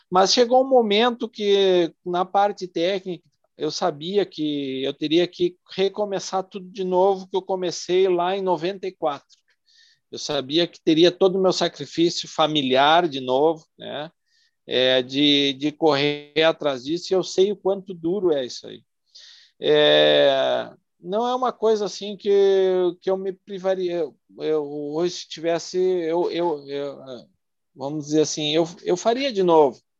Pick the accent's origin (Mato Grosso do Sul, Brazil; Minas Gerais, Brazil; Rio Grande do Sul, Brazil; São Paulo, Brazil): Rio Grande do Sul, Brazil; Itaqui; now in Porto Alegre, Brazil; Eu tenho muita ligação com o interior, eu sou natural de Itaqui, né? fronteira com a Argentina lá. Né? moro aqui em Porto Alegre